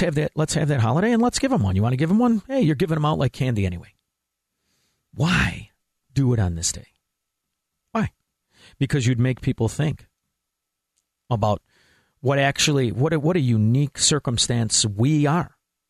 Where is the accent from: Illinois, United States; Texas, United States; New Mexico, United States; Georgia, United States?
Illinois, United States; Melrose Park; I know a lot of guys. I'm from Melrose Park. Know a lot of guys buying into scams.